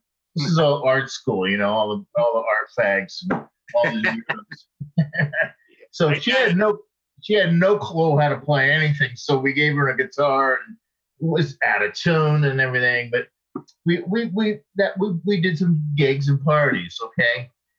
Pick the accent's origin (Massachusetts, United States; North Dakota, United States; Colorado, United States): Massachusetts, United States; Boston; moved away as an adult; also born or lived in New York City / Los Angeles; now in Norway; Greg was from my same area where I grew up in Massachusetts.